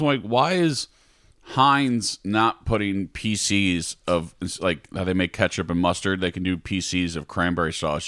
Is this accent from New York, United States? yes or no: yes; New York, United States; on a hero role, which I call it 'cause I'm from New York